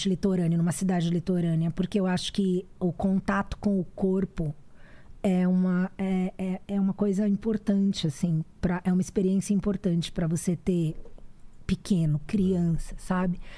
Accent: Salvador, Bahia, Brazil; born there; minha mãe é do interior da Bahia, de Jequié, mas meu pai, a família do meu pai, de Salvador. Eu nasci no Sanatório Espanhol.

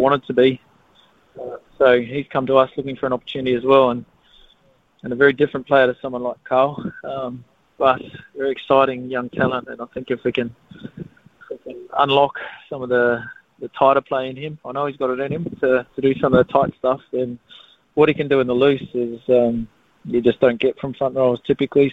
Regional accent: Australia; moved away; I'm an Australian. Don't tell anyone, Sydney, but I'm Australian

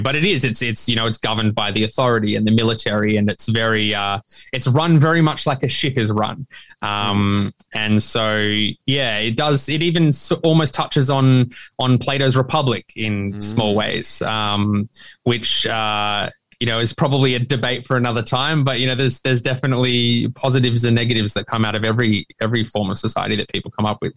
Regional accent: Australia; me as an Australian author

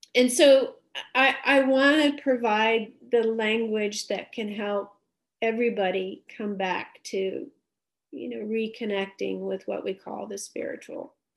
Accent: Dallas, Texas, United States; I grew up in Dallas, Texas

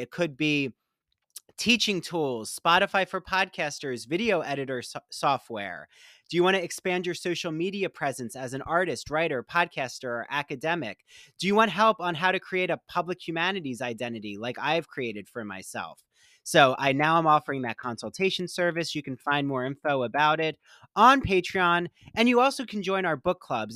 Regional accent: Philadelphia, Pennsylvania, United States; I grew up in the Philly area

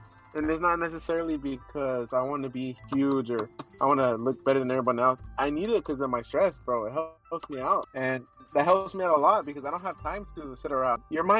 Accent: Valhalla, South Carolina, United States; I'm from Valhalla, South Carolina, and I'm 16 years old.

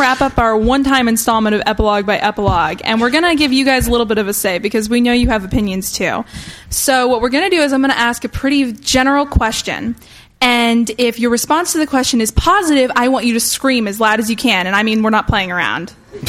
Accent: Georgia, United States; Yeah, I mean, I'm from Georgia, so I know.

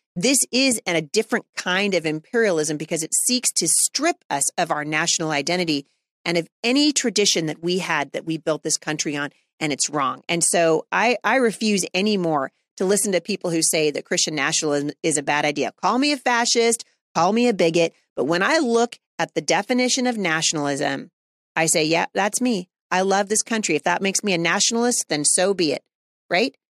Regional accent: United States; As an American, as a citizen of the United States

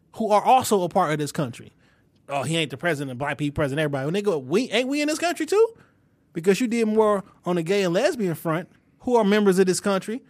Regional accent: Detroit, Michigan, United States; I'm still from the West Side, Detroit

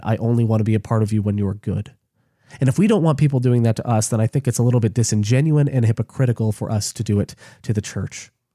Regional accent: United States; I'm an American because I'm an American

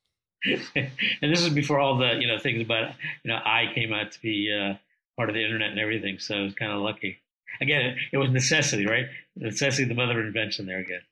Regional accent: India; moved away; I was originally born from India.

